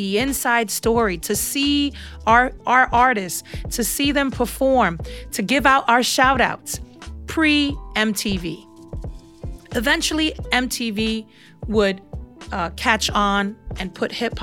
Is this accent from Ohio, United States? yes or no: no; New York City, New York, United States; I was raised in Brooklyn, and I'm still currently residing in Brooklyn, and I am of Puerto Rican descent, so I would be classified as a New Yorican.